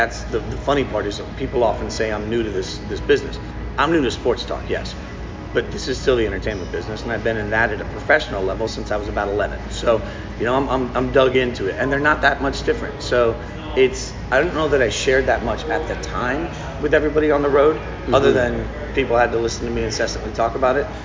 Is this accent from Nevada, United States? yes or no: yes; Las Vegas, Nevada, United States; moved away; I'm from Vegas